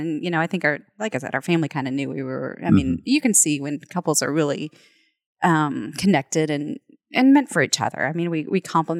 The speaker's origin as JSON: {"language": "English", "town": "Norman", "region": "Oklahoma", "country": "United States", "said": "I'm from Norman, and I came up here the summer before my freshman year because I was so excited to come to college."}